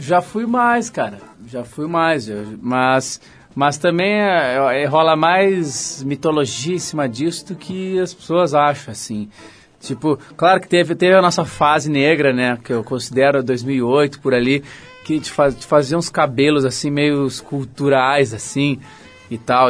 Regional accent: Porto Alegre, Rio Grande do Sul, Brazil; moved away as an adult; now in São Paulo, Brazil; de onde eu nasci, de onde eu morei lá em Porto Alegre

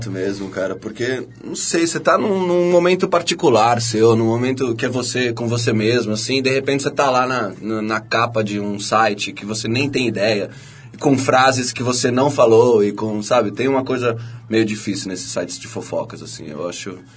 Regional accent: São Paulo, Brazil; Eu, eu cresci no Brooklyn.

